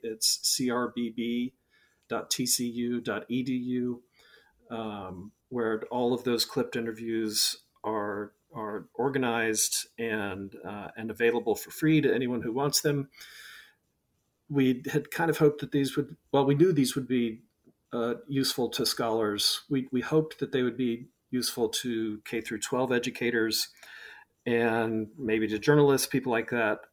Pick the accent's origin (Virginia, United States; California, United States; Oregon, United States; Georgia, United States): Georgia, United States; Atlanta; I grew up in Atlanta